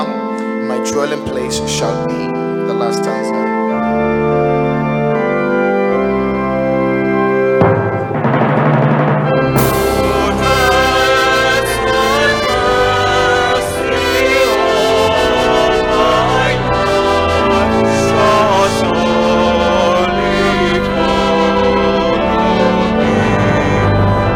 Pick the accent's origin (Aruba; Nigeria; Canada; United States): Nigeria; now in Ghana